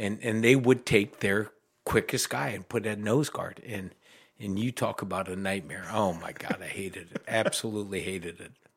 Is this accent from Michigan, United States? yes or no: no; Mansfield, Ohio, United States; I'm from Mansfield originally